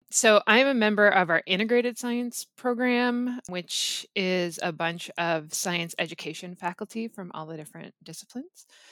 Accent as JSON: {"language": "English", "town": "Gravenhurst", "region": "Ontario", "country": "Canada", "said": "I'm from Gravenhurst, Ontario, so I'm from Muskoka, cottage country."}